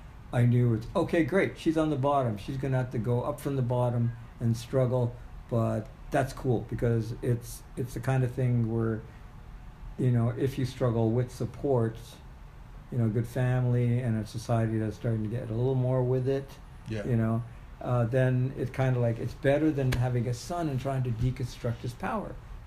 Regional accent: Ottawa, Ontario, Canada; also born or lived in Sri Lanka; I grew up there. I was born in Sri Lanka, but my dad started the first embassy in Canada.

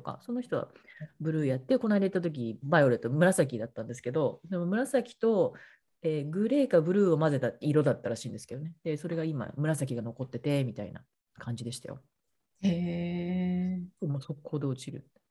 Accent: Kawasaki, Kanagawa, Japan; えっと、神奈川です。川崎です

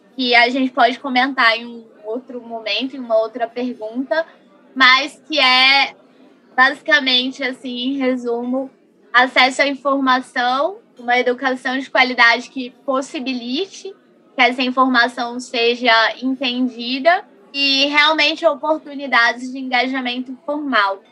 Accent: Brasília, Federal District, Brazil; sou daqui de Brasília

